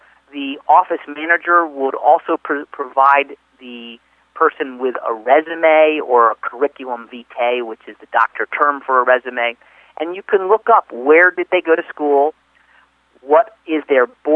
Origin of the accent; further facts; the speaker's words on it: East Coast, United States; I'm from the East Coast